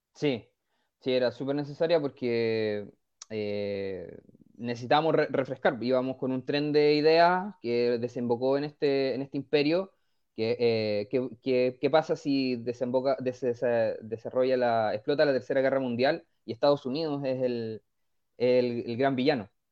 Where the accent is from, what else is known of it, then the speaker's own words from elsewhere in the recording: Vallenar, Atacama, Chile; moved away as an adult; also born or lived in Concepción / Pozo Almonte; now in San Pedro de la Paz, Chile; yo nací en Vallenar, la verdad. Ya. Soy, nací en el norte del país y me llegué a estudiar a Concepción